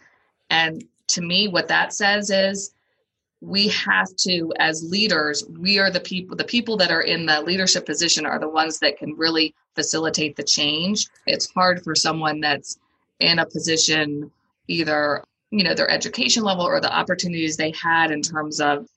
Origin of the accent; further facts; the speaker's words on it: Howard County, Maryland, United States; I grew up in Howard County